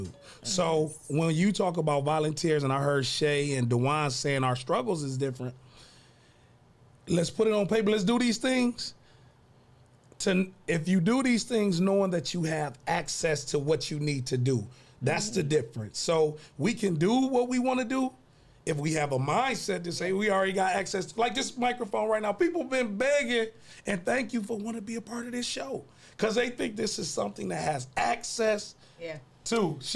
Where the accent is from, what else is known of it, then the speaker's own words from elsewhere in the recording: Toledo, Ohio, United States; I'm from Toledo